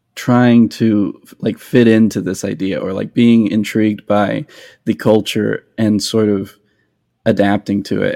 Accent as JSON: {"language": "English", "region": "New Mexico", "country": "United States", "tie": "born or raised there", "moved": "yes", "lives_now": "Nashville, United States", "said": "I grew up in New Mexico where there wasn't very much bluegrass"}